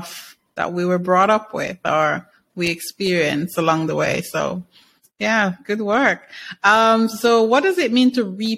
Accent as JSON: {"language": "English", "country": "Jamaica", "said": "I can relate to that being Jamaican"}